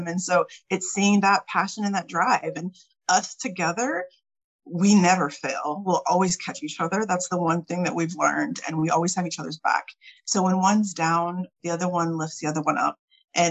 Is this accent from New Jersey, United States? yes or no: no; Lockhart, Texas, United States; also born or lived in California; I'm originally from Cali and my parents moved in the '80s, late '80s, and they decided to come to Texas to retire and they bought up a rental property in Lockhart, like I was saying. And that's what they did. They were landlords. And so my brother and I grew up mowing yards